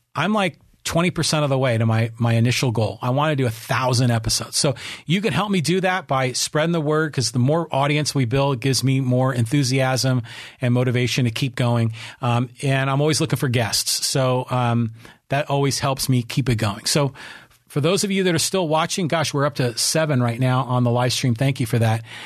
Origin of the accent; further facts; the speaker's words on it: Poway, California, United States; my hometown of Poway